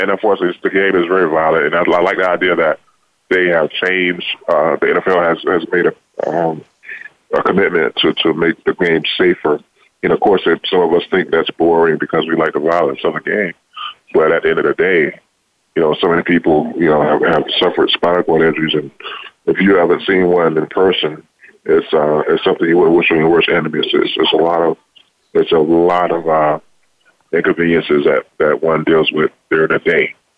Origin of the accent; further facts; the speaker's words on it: Lake City, Florida, United States; I'm from Lake City, Florida